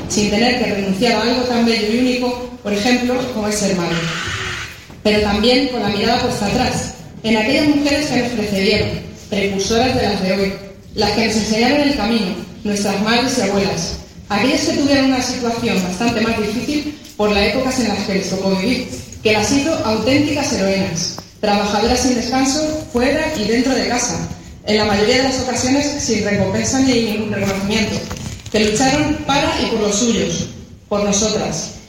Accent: Consuegra, Castilla-La Mancha, Spain; un honor como mujer y como consaurense

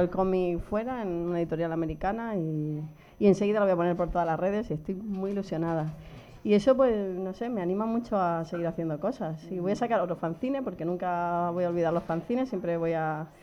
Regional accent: Region of Murcia, Spain; moved away; Soy muy, muy murciana y lo llevo muy a gala

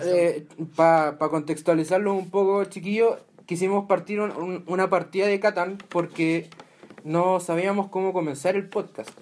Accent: Santiago, Santiago Metropolitan Region, Chile; somos los tres de Santiago

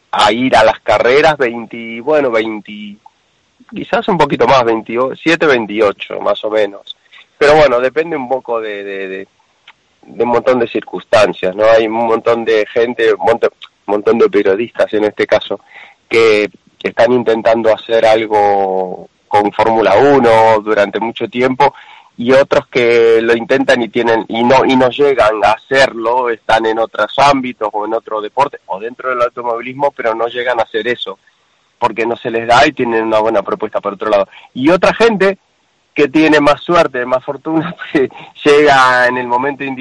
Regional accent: Argentina; now in Spain; también es correcto que soy argentino, hace 20, casi 30 años que vivo en España

